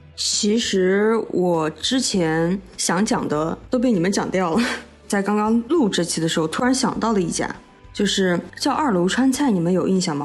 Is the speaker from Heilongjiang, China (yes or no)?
no; Xinjiang, China; 我是新疆人